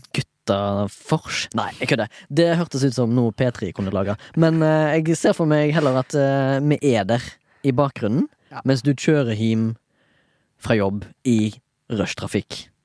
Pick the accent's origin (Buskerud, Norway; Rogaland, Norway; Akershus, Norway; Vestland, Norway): Rogaland, Norway; Haugesund; Jeg er født og oppvokst i Haugesund